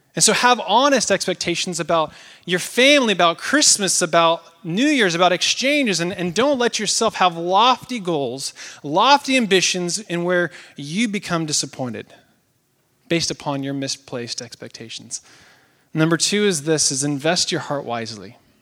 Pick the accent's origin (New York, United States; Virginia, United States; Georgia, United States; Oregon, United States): Oregon, United States; moved away; I'm from Oregon.